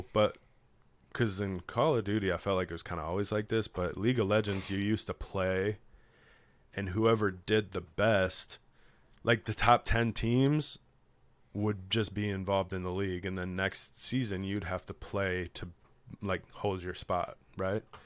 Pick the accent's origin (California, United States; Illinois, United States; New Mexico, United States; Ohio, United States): Illinois, United States; Chicago; I'm from Chicago